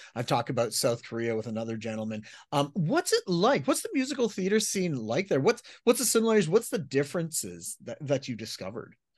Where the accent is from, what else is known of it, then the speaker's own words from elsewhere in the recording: Canada; As a Canadian